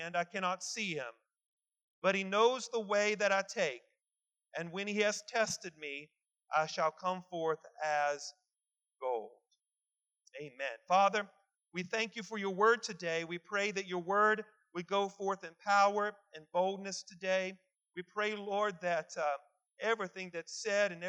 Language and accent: English; West Virginia, United States; growing up in West Virginia